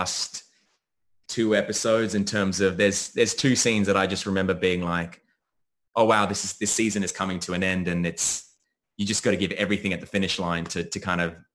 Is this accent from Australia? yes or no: yes; Australia; also born or lived in United States; I'm born in America, but I grew up in Australia.